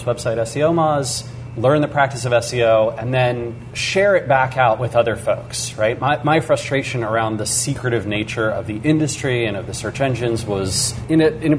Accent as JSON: {"language": "English", "town": "Seattle", "region": "Washington", "country": "United States", "tie": "born or raised there", "said": "We're in Seattle, Washington. This is actually my hometown"}